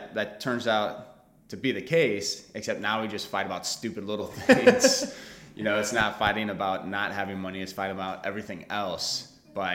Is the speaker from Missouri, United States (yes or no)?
yes; St. Charles County, outside St. Louis, Missouri, United States; I grew up outside of St. Louis in St. Charles County